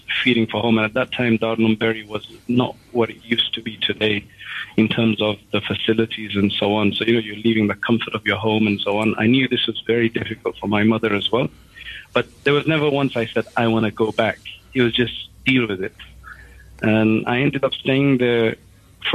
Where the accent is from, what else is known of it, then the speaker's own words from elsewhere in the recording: London, United Kingdom; I was born in London, and I was, I guess, brought up, went to the normal schools